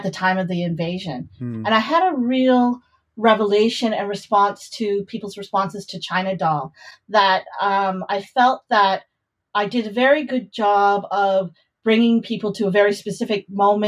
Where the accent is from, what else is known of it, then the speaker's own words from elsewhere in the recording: Canada; I grew up in Canada